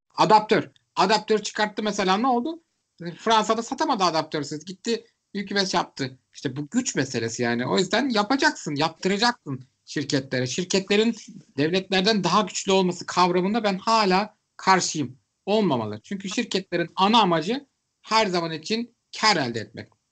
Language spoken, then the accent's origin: Turkish; Istanbul, Turkey; Ben İstanbullu olarak